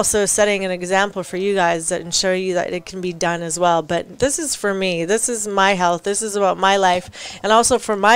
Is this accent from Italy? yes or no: no; Canada; I'm Canadian